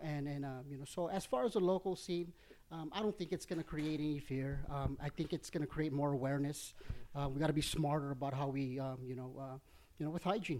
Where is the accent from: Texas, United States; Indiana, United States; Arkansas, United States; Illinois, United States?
Texas, United States; El Paso; I'm from Chuco, man.